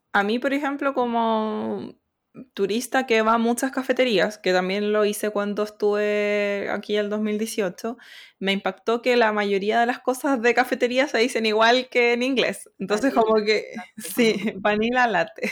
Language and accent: Spanish; Chile; moved away as an adult; now in South Korea; la comunidad chilena